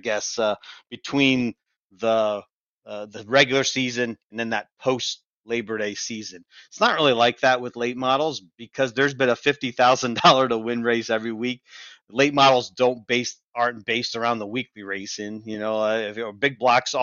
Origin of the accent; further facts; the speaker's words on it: Northeast, United States; Growing up in the Northeast